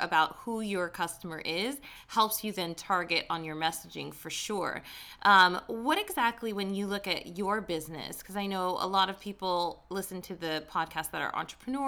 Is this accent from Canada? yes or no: no; Las Vegas, Nevada, United States; now in Hollywood, United States; I'm not from Hollywood. I'm from Vegas, but I live in Hollywood